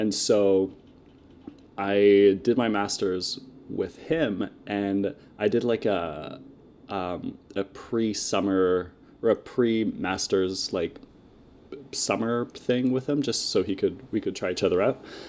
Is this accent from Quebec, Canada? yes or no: no; Moncton, New Brunswick, Canada; I'm from, uh, Moncton, New Brunswick